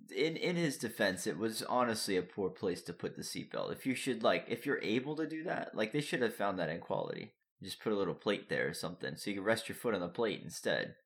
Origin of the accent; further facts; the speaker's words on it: Florida, United States; moved away; I'm from Florida.